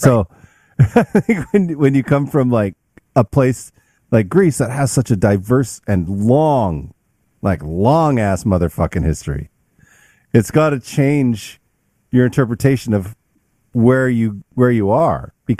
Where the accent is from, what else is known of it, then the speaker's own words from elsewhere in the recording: Canada; now in United States; I mean my transition wasn't as hard, I'm sure, because I came from Canada into the US